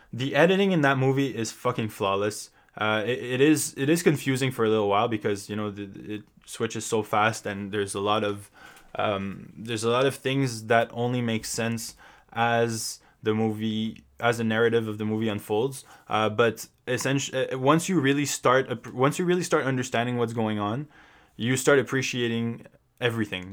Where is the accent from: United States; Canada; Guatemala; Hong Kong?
Canada; Montreal, Quebec; my hometown of Montreal